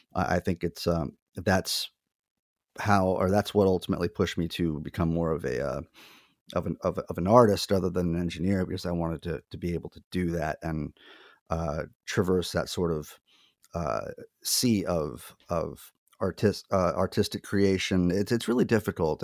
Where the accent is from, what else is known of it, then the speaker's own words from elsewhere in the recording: Lyford, Texas, United States; moved away as an adult; also born or lived in Phoenix / Nashville; now in upstate New York, United States; I am originally from Lyford, Texas